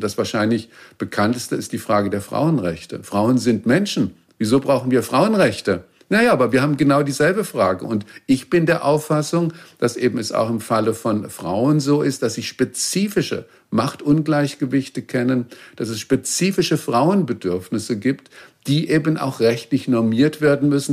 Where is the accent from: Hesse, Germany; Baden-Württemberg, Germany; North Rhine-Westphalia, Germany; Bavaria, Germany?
Baden-Württemberg, Germany; Ich bin in Baden-Württemberg zur Schule gegangen